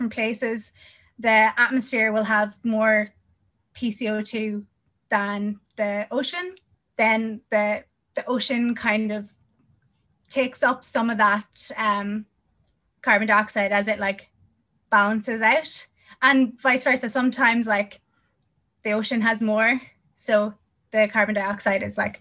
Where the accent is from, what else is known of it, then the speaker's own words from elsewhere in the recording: Northern Ireland, United Kingdom; I'm from Northern Ireland